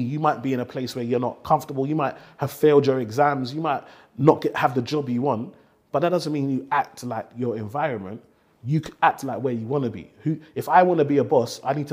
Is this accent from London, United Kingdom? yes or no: yes; London, United Kingdom; growing up in Tower Hamlets